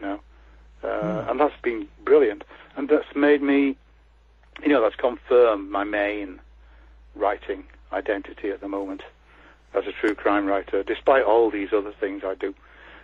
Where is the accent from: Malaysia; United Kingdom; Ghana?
United Kingdom; Leeds, Yorkshire and the Humber; I come from Leeds, as I said, so, and I've worked in West Yorkshire